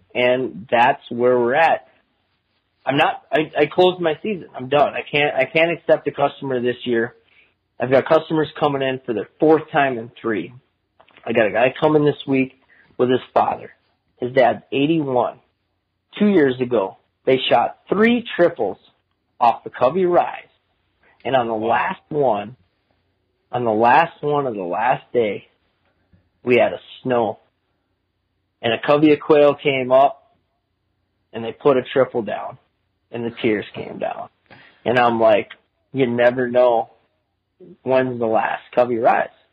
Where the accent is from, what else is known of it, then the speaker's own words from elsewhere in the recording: Minnesota, United States; moved away as an adult; also born or lived in Phoenix, Arizona / Kansas; now in Arizona, United States; I went to, to Minnesota kindergarten through my senior year in high school, and that's my home